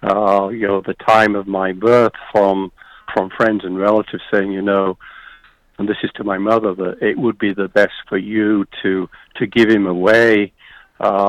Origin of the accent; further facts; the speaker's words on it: United Kingdom; also born or lived in Yorkshire; I'm British, age 21